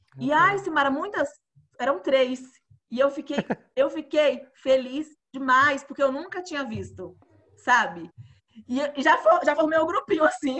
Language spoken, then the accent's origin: Portuguese; Alagoinhas, Bahia, Brazil; eu sou do interior da Bahia